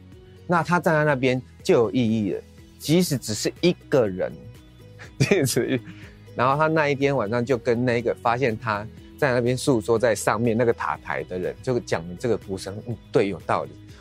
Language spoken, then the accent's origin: Chinese; Changhua County, Taiwan; 我们彰化都讲台语嘛，嗯、那其实我真正的母语是英文。